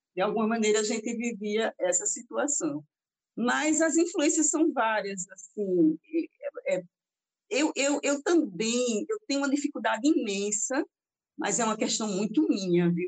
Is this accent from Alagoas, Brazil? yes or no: yes; Arapiraca, Alagoas, Brazil; also born or lived in Taquarana; a minha, infância minha infância e juventude Arapiraca, mas assim, sou, nasci em Taquarana